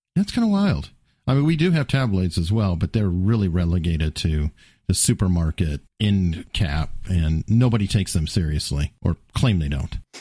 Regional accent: United States; I'm an American

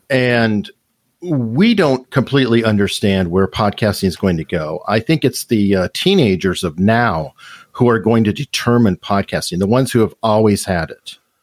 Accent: Tucson, Arizona, United States; I'm originally from Tucson, Arizona. And one of the things about that is I was born in Tucson

